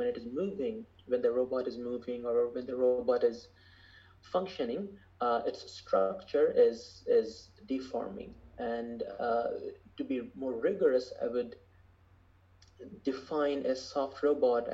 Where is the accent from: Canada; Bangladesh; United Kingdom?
Bangladesh; moved away as an adult; also born or lived in Michigan, United States; now in Los Angeles, United States; I grew up in Bangladesh